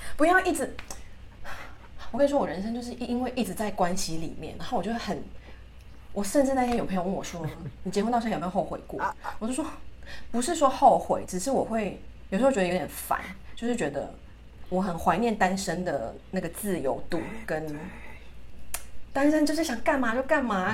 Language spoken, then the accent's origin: Chinese; Taiwan; now in Italy; 我们身为台湾人，就是在国外很常会遇到